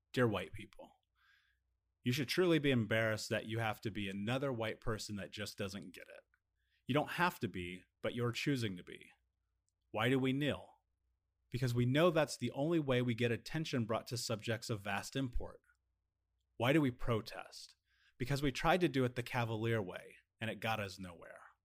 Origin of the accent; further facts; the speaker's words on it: United States; a biracial man in America